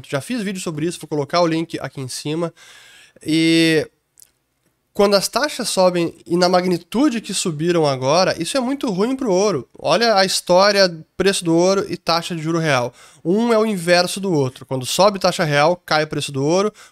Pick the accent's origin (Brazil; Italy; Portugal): Italy; Então, eu como italiano preferiria ter euros em vez de lira italiana.